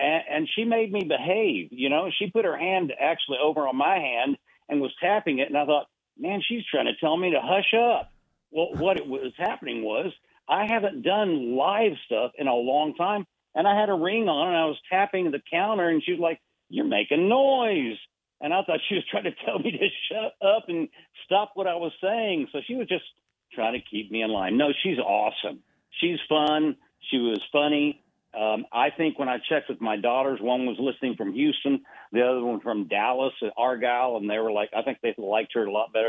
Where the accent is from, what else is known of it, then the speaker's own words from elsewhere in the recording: Buenos Aires, Argentina; I was born and raised in Buenos Aires, Argentina. So I am still celebrating the World Cup with Messi